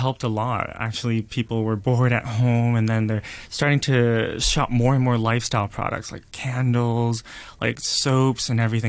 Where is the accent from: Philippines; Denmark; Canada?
Canada; Vancouver, British Columbia; moved away; also born or lived in Hong Kong; Well, I was born in Hong Kong, raised in Vancouver, Canada, and it was my grandma that raised me up in Vancouver herself.